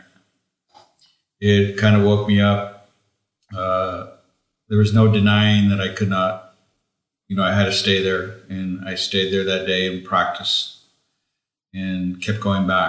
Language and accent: English; Los Angeles, California, United States; I grew up in the San Fernando Valley here in California, in Southern California. And my parents were immigrated from Mexico